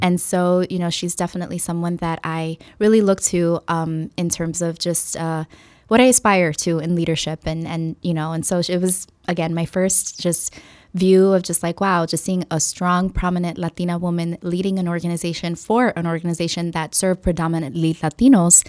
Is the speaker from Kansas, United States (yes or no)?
no; Chicago, Illinois, United States; first language English; growing up in Humboldt Park and, um, having the majority of my father's family here, um, in Chicago